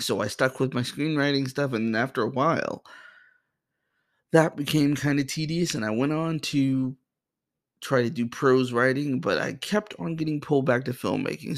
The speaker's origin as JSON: {"language": "English", "town": "Boston", "region": "Massachusetts", "country": "United States", "tie": "born or raised there", "also_born_or_lived": "New Jersey", "moved": "as an adult", "lives_now": "Springfield, United States", "said": "I was born and raised in Boston, Massachusetts"}